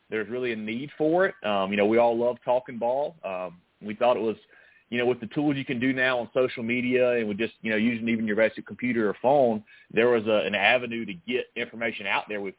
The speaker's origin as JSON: {"language": "English", "region": "South Carolina", "country": "United States", "tie": "born or raised there", "said": "Man, I think it was something you know we all grew up. We're all from South Carolina."}